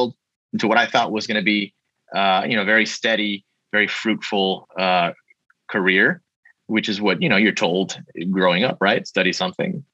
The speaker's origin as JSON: {"language": "English", "town": "Miami", "region": "Florida", "country": "United States", "tie": "born or raised there", "said": "I was born in Miami, Florida"}